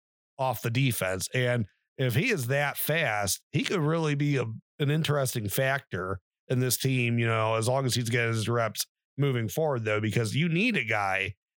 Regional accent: Massillon, Ohio, United States; we're from Maslin.

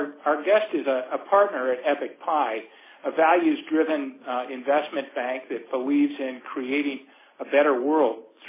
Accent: Cleveland, Ohio, United States; now in Minneapolis, United States; Cleveland, Ohio, which, by the way, is my hometown where I grew up, although I live in Minneapolis now

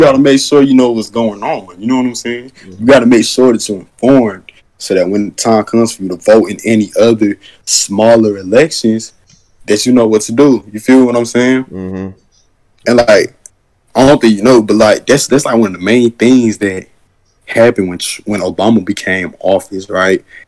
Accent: United States; also born or lived in Georgia

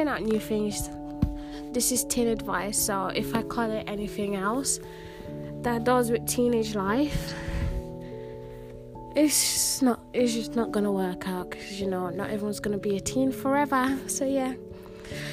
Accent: United Kingdom; also born or lived in Birmingham; I am British. I'm currently living in Birmingham.

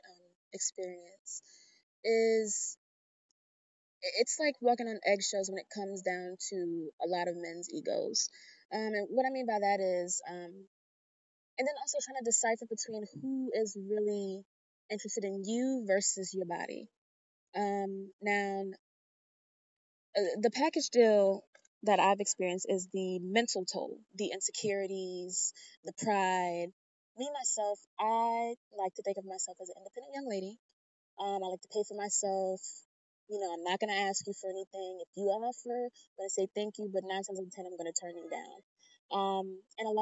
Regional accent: Richmond, Virginia, United States; moved away as an adult; now in Augusta, United States; I'm originally from Richmond, Virginia. I moved down here almost a year ago

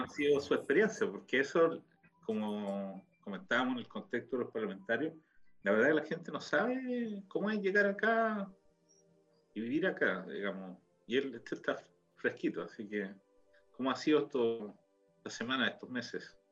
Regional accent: Chile; now in Israel; renovar el pasaporte, pero el chileno

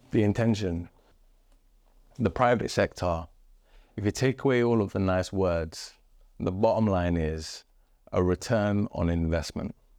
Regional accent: Wembley, London, United Kingdom; also born or lived in Chalk Estate; I grew up with my formative years, my teenage years, um, next to a construction site in Wembley

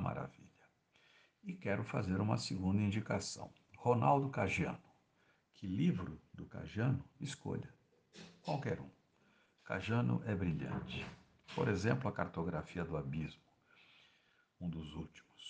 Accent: Recife, Pernambuco, Brazil; Eu, enquanto recifense

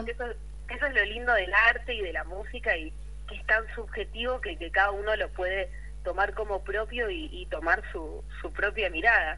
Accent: Rosario, Santa Fe, Argentina; yo soy de Rosario

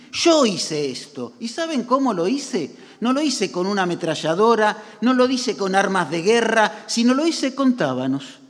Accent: Argentina; como argentinos

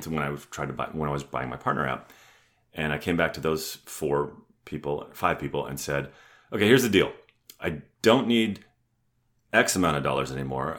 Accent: Ontario, Canada; also born or lived in San Diego, California; now in Atlanta, United States; we ended up back in my hometown, which is halfway between Detroit and Toronto

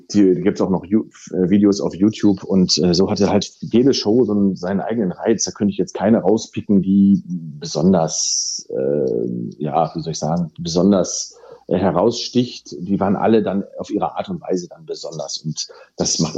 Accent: North Rhine-Westphalia, Germany; wir kommen ja hier halt aus dem Ruhrgebiet

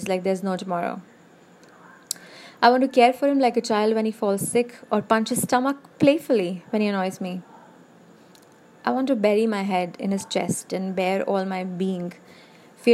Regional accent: India; I'm an Indian

